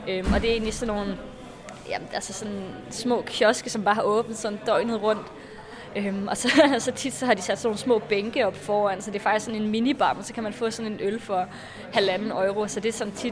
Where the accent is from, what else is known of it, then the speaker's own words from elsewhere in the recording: Varde, Southern Denmark, Denmark; moved away as an adult; now in Berlin, Germany; Jeg er 20 år gammel. Jeg kommer fra Varde i Jylland, men bor nu i Berlin.